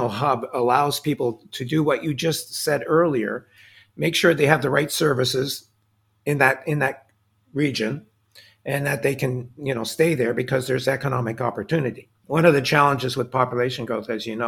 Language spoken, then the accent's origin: English; Quebec, Canada; first language English; I grew up in Quebec, as an example, as an Anglophone.